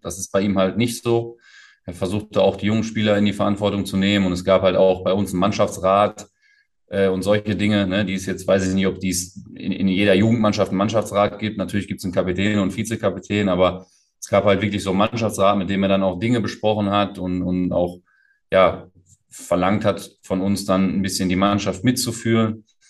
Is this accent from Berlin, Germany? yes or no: no; Essen, North Rhine-Westphalia, Germany; moved away as an adult; also born or lived in Portugal; komme ja aus Essen, gebürtig aus Essen, aufgewachsen in Essen